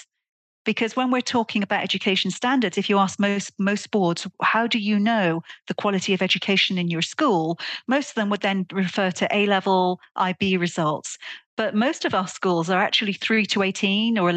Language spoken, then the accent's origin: English; Welsh, Wales, United Kingdom; moved away; also born or lived in Netherlands; as a Welsh person